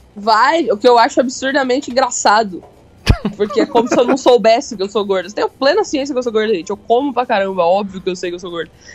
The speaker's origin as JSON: {"language": "Portuguese", "town": "Londrina", "region": "Paraná", "country": "Brazil", "said": "eu sou de Londrina"}